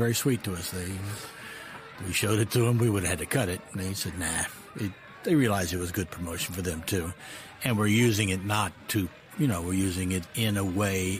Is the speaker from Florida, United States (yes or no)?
yes; Florida, United States; Jeff Gillen, who I grew up with in Florida when I started my career